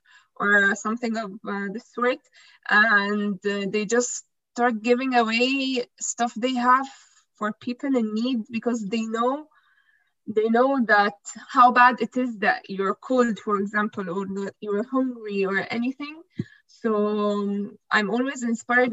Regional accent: Egypt; I'm from Egypt.

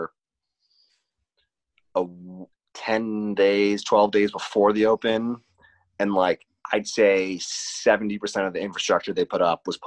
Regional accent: Larchmont, New York, United States; I grew up a mile from there, so that's literally my town. I'm from Larchmont.

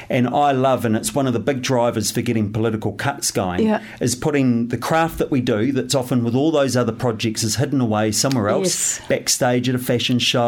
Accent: Wairarapa, Wellington, New Zealand; moved away as an adult; now in Wellington, New Zealand; I grew up in the Wairarapa, so not far away.

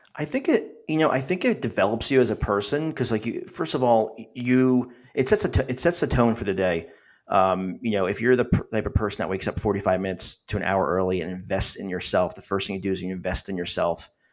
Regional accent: New Jersey, United States; So I am from New Jersey.

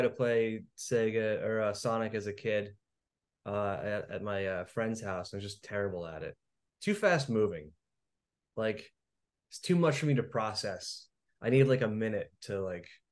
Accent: New Jersey, United States; I'm from New Jersey here

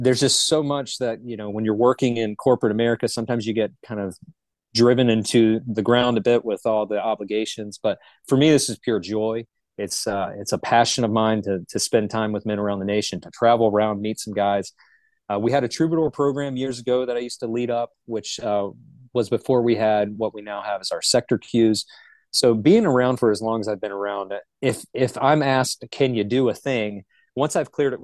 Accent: Charlotte, North Carolina, United States; I'm originally from Charlotte. I'm what the locals consider a unicorn. There's not many of us that are actually born and raised in the Charlotte vicinity

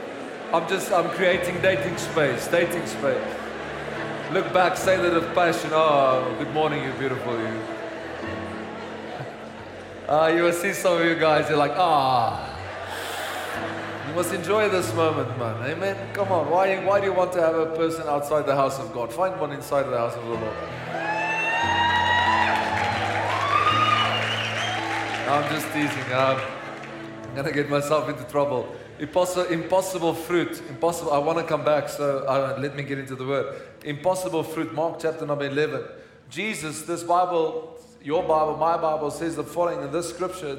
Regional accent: Pretoria, Gauteng, South Africa; I grew up in Hatfield

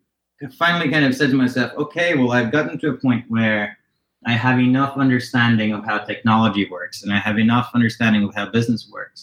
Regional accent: Norway; amongst the ones that I took particular interest to growing up in Norway at the time were, some of the ones that were coming out of the United States

